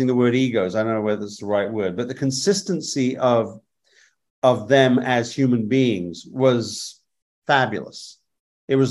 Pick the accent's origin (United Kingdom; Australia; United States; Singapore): United Kingdom; England; moved away; I was raised in England, grew up in England